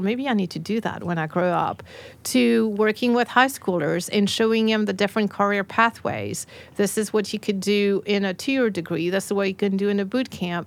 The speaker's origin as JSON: {"language": "English", "country": "France", "moved": "as an adult", "lives_now": "Nashville, United States", "said": "I came from France"}